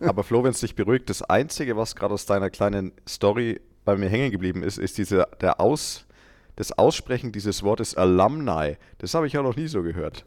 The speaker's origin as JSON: {"language": "German", "area": "Franconia", "region": "Bavaria", "country": "Germany", "tie": "born or raised there", "accent": "Franconian", "moved": "yes", "lives_now": "Munich, Germany", "said": "aus meiner Heimat Good Old Franken, kann ich da mal auch was erzählen. Da war ich irgendwann mal auf so einem Volksfest und da war ich schon ein paar Jahre in München und ich hatte ja nie diesen krassen fränkischen Akzent"}